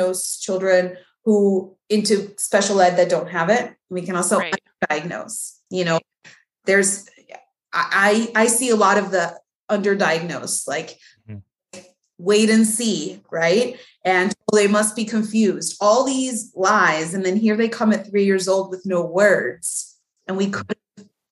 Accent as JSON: {"language": "English", "country": "Mexico", "tie": "born or raised there", "also_born_or_lived": "Texas / Florida", "second_language": "English", "moved": "yes", "lives_now": "United States"}